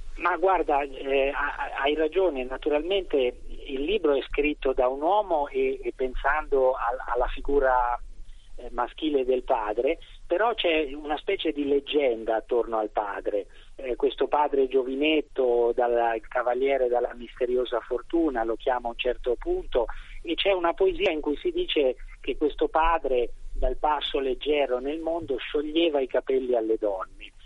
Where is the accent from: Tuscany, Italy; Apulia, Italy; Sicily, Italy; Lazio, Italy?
Tuscany, Italy; Sansepolcro; io vengo da San Sepolcro mm-hmm. e ho ammirato da, fin da bambino la resurrezione di Piero della Francesca